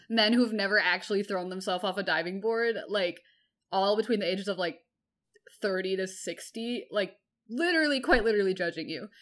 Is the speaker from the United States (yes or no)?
yes; Bay Area, California, United States; I grew up in the Bay Area in California